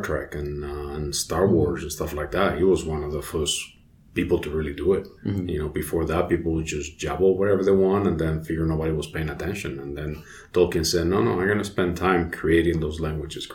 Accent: Alicante, Valencian Community, Spain; English is a second language; also born or lived in Madrid, Spain; now in United States; I was born in Madrid, but I moved right away to Alicante, which is on the coast in the Mediterranean Sea

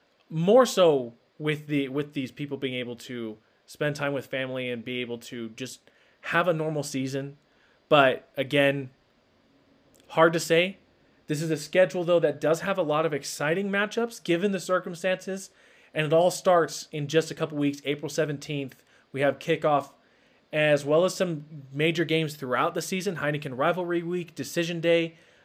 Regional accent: Missouri, United States; moved away as an adult; now in Utah, United States; I grew up in Missouri. Kansas City's my team. Moved out here for school and work to Utah. And so the year I moved here, 2013

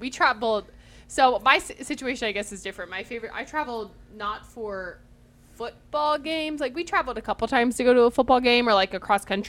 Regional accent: Ohio, United States; so we're all from Ohio.

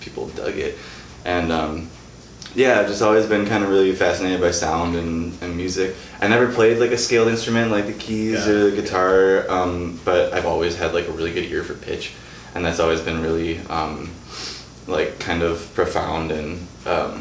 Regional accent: Mequon, Wisconsin, United States; In Mequon, Wisconsin. So just north of here a little bit.

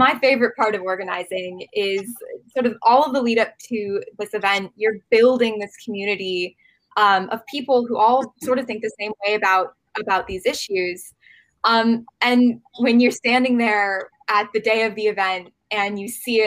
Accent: Central Valley, California, United States; Robin and I were both born and raised in the Central Valley

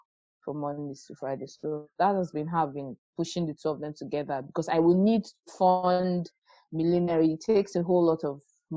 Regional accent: Lagos, Nigeria; I grew up in Lagos

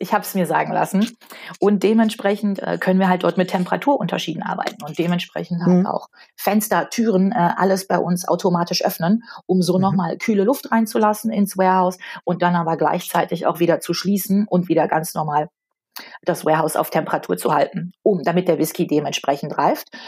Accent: North Rhine-Westphalia, Germany; ich komme aus Nordrhein-Westfalen

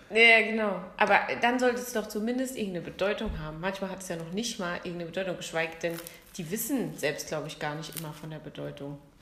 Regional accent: Bad Sobernheim, Rhineland-Palatinate, Germany; bei uns in Sobernheim

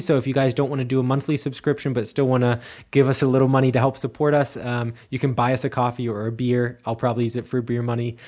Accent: Cincinnati, Ohio, United States; moved away as an adult; also born or lived in Erfurt, Germany; now in Munich, Germany; I'm from, from Cincinnati.

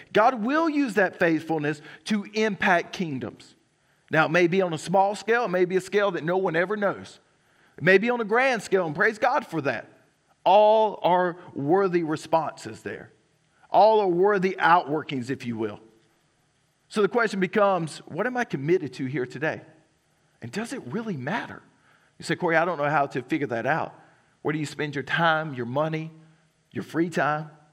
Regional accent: Johnsonville, South Carolina, United States; I'm from Johnsonville, South Carolina.

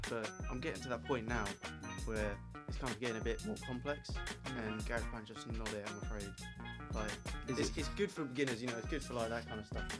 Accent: India; Yeah, and for the viewers, I am actually Indian. Like, I genuinely am Indian.

